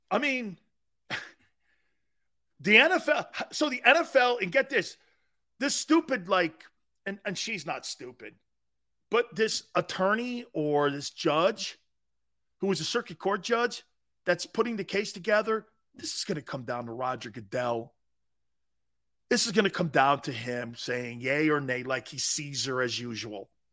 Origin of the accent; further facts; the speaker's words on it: Stamford, Connecticut, United States; moved away; also born or lived in Tampa, Florida; I'm from the Cove. The Cove was like, back then it wasn't a tie-in section. It was a seafood place. It was a fishing area, you know, you're down close to the beaches. I lived near the beaches when I was growing up